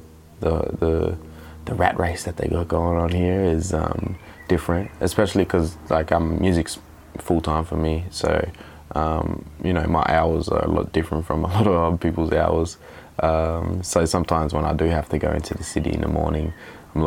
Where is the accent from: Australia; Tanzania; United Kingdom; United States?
Australia; Mildura, Victoria; moved away as an adult; also born or lived in Nowra, New South Wales; now in Melbourne, Australia; I grew up in Mildura